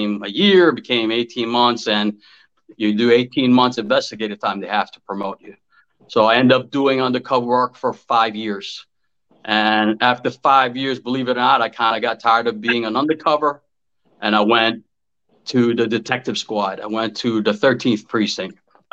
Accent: New York City, New York, United States; I grew up in Woodside, Queens

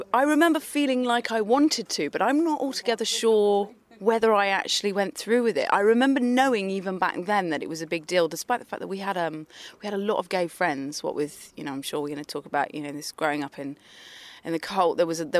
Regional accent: Bristol, South West England, United Kingdom; born there; also born or lived in London; So I was born in Bristol, and we moved back and forth for a while, and we moved to London

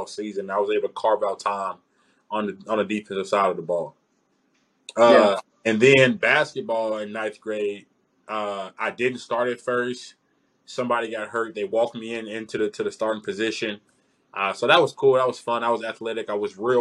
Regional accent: Memphis, Tennessee, United States; moved away; I grew up in Memphis, Memphis, Tennessee

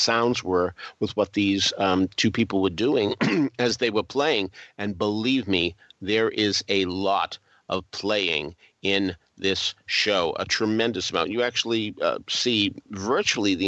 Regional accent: New England, United States; as a New Englander

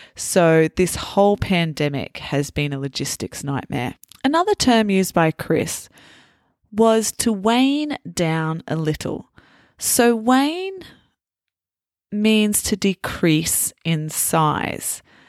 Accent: Australia

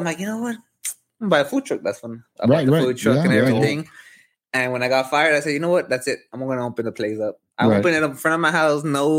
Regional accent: McAllen, Texas, United States; I'm from McAllen, Texas, born and raised ever since 1993.

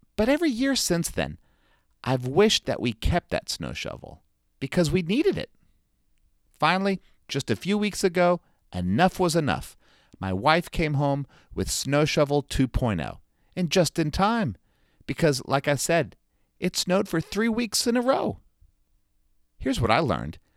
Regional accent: South Florida, United States; now in North Carolina, United States; growing up in South Florida

